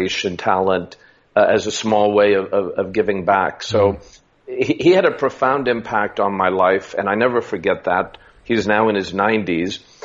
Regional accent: Las Vegas, Nevada, United States; moved away as an adult; also born or lived in California / Washington / Hong Kong / India; as a middle class American from California and growing up in Las Vegas

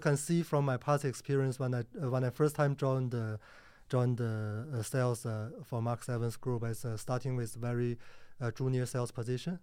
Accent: Harbin, Heilongjiang, China; moved away as an adult; also born or lived in Sydney, Australia; now in Singapore; I born in China

